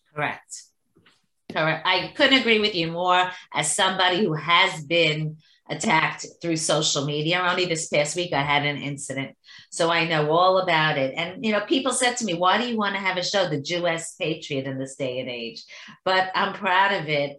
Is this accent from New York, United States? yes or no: yes; New York, United States; as a New Yorker